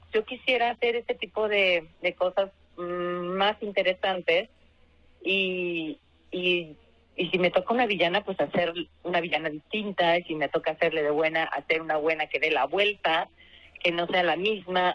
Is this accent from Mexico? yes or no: yes; Guadalajara, Jalisco, Mexico; now in Mexico City, Mexico; ir a mi tierra, que casi nunca voy, casi nunca puedo salir de, de la Ciudad de México